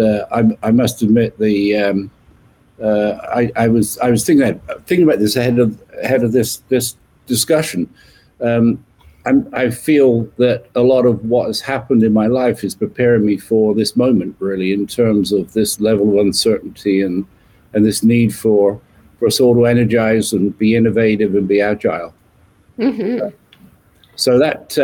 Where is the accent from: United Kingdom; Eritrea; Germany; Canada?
United Kingdom; just west of London, not far from Stonehenge, South West England; You can tell from my accent, I was born in the UK, just west of London. And I guess some of the things I remember from my childhood being born not far from Stonehenge